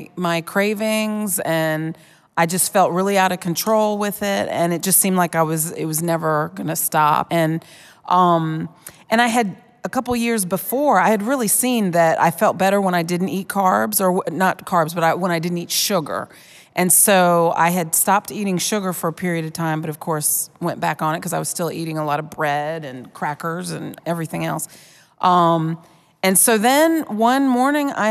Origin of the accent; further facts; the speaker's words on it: Virginia, United States; I'm from Virginia